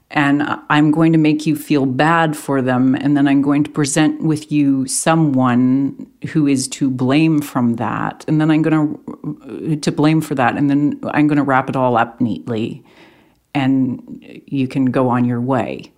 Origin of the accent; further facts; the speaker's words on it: Canada; Canadian journalists